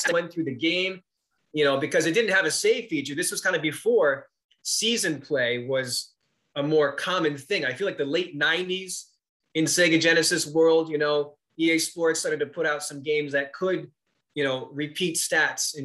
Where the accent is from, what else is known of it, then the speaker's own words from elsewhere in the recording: New England, United States; growing up in New England